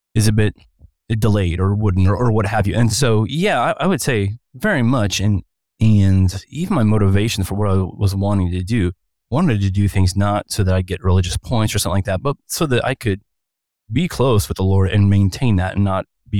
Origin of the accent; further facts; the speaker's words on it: Ohio, United States; now in Santa Clarita, United States; born and raised in Ohio